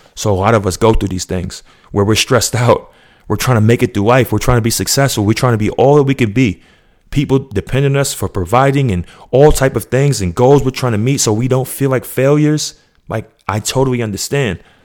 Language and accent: English; New York, United States; now in Georgia, United States; I'm still from New York